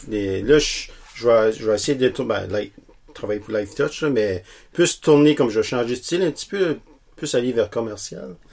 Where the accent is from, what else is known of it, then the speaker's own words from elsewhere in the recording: Petit-Rocher, New Brunswick, Canada; moved away as an adult; now in Miramichi, Canada; Je suis original de Petit Rocher